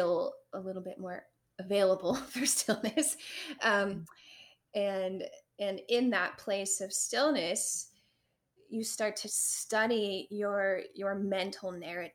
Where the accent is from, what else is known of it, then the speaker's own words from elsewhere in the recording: Loveland, Ohio, United States; also born or lived in Milford; I went to school in Milford. Okay. And I grew up in Loveland